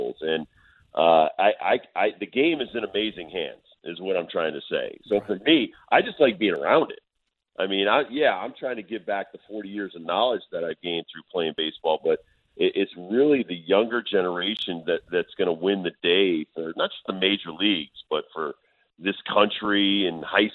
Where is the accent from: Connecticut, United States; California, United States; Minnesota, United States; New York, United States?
Connecticut, United States; moved away; in my hometown, actually. Went back to where I grew up in Connecticut